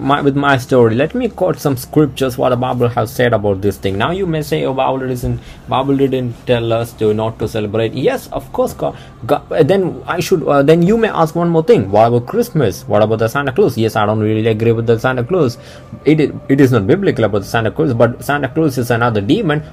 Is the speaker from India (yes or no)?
yes; Kerala, India; first language Malayalam; English is a second language; Kerala belongs to a southern state where the language is Malayalam. So that's my mother tongue. All right, I'm coming from Kerala